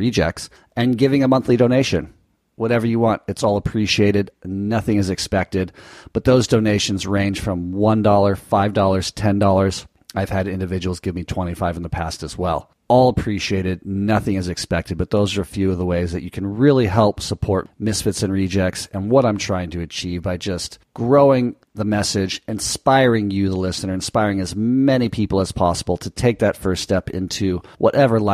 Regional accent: United States; as an American citizen

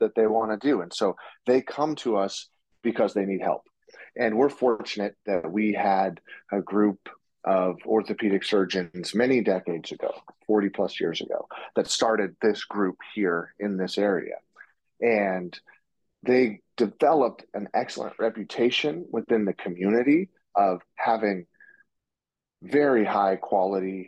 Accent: Portland, Oregon, United States; moved away as an adult; now in Seattle, United States; I grew up in the Portland, Oregon area, and now I practice out in Seattle

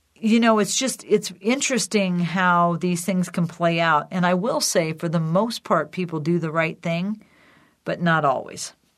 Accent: Decatur, Illinois, United States; my sister and Sue and I started the CareTrack Foundation in Decatur, Illinois, my hometown

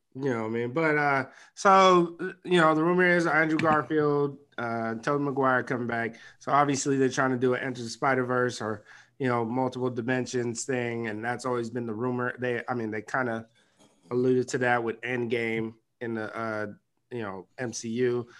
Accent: Nigeria; I'm Nigerian.

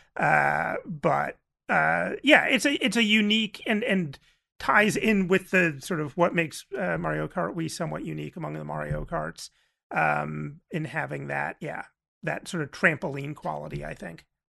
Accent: New Jersey, United States; I'm from New Jersey in the eighties

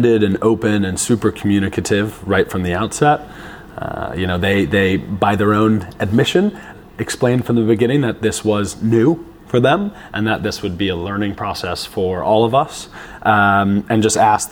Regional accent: United States; being American

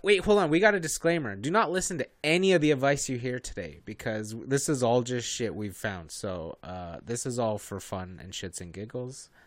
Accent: Canada; we're all from Canada

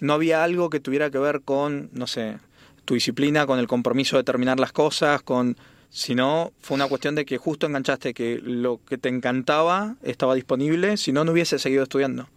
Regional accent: Mendoza, Argentina; soy de Mendoza

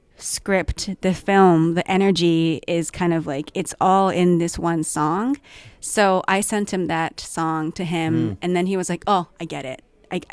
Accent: Tokyo, Japan; moved away as an adult; also born or lived in Washington, D.C. / Belgium; now in Vancouver, Canada; And 12 to 24, I was in Tokyo. And then from 24, I've been living in Vancouver.

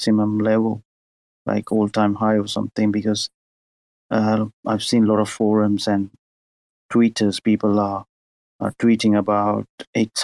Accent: Sri Lanka; I'm from Sri Lanka

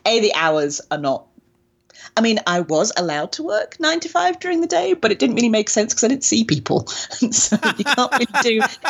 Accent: England, United Kingdom; like I said, in England, it wasn't a thing. And being British, we don't, we understand the tipping culture.

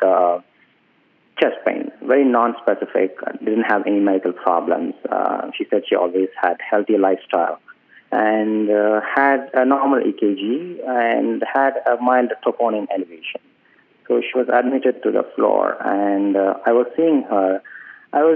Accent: South India, India; moved away as an adult; also born or lived in New York, United States / Pittsburgh, United States; I was born in India, in the southern part of India, where I did my medical school from 2006 to 12.

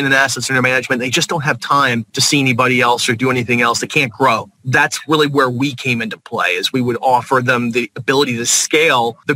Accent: Virginia Beach, Virginia, United States; We grew up in Virginia Beach, probably about 10 miles from the coast

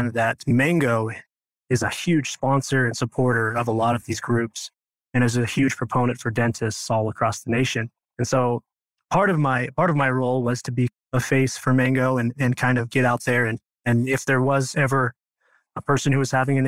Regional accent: Idaho, United States; moved away as an adult; now in St. George, United States; I'm from Idaho. Originally, I grew up on a farm, just a very small town with a big family

